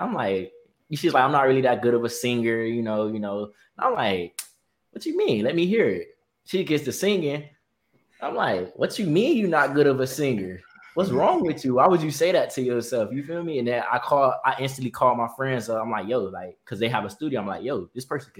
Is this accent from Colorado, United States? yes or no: no; Miami, Florida, United States; where I'm from, you know, that gritty part of Miami